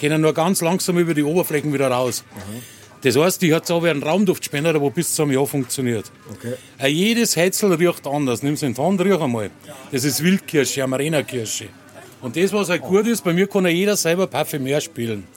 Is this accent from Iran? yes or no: no; Munich, Bavaria, Germany; ich bin Münchner. Jawohl. Ich bin in München aufgewachsen, bin in München auf die Welt gekommen